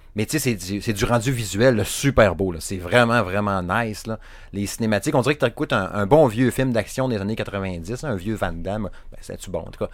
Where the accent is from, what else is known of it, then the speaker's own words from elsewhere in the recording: Saguenay, Quebec, Canada; accent: Saguenay; J'ai mon accent à chier du Saguenay